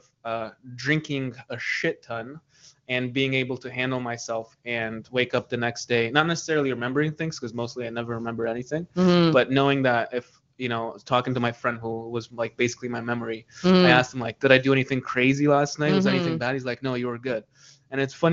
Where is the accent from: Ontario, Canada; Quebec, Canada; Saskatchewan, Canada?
Ontario, Canada; Kitchener; now in Toronto, Canada; I came from Kitchener